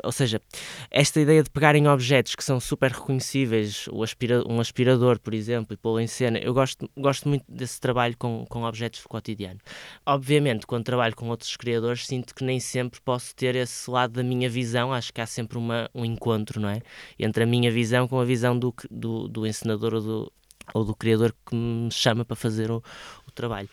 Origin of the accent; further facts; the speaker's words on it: Santa Maria da Feira, North, Portugal; moved away as an adult; also born or lived in Porto; eu nasci no Porto, mas, mas cresci e, e vivi até aos meus 18 anos em Santa Maria da Feira a minha família é de lá.